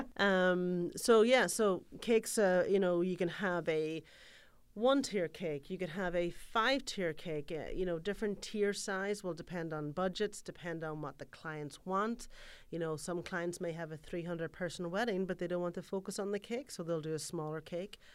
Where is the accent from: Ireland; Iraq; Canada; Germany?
Ireland; moved away; If you're from Ireland, for example, where I'm from